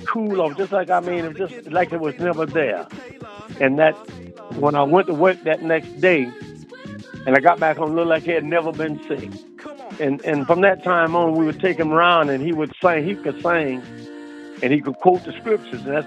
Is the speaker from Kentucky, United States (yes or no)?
no; Florida, United States; now in Delaware, United States; I grew up in Florida. And I left Florida and came to Delaware